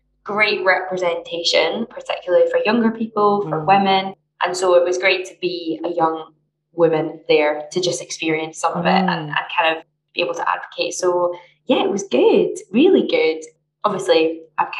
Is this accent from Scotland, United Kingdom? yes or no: yes; Glasgow, Scotland, United Kingdom; I'm from Glasgow, work in Glasgow